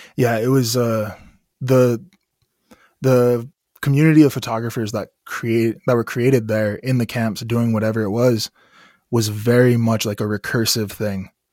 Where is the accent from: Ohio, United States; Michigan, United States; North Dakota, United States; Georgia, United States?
North Dakota, United States; Standing Rock Nation, Long Soldier District; I come from the Standing Rock Nation. Specifically, I come from Long Soldier District